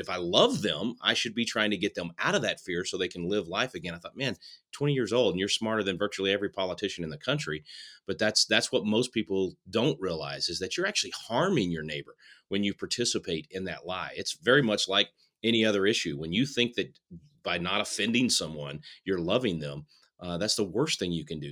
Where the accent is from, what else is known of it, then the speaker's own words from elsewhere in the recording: Texas, United States; in my hometown in Texas